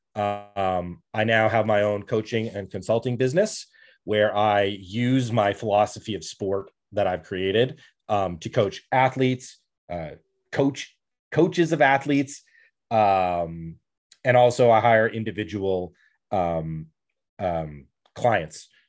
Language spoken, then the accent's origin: English; Canada; I come from Canada